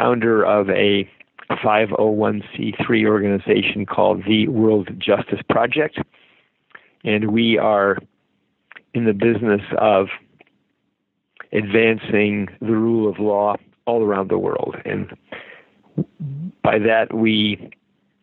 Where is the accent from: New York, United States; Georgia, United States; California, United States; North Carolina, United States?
California, United States; San Mateo; I was raised in San Mateo